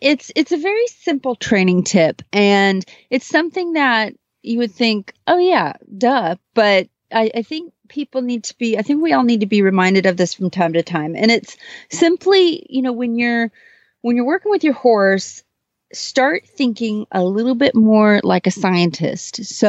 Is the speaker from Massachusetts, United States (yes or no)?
no; Kent, Texas, United States; from Kent, Texas.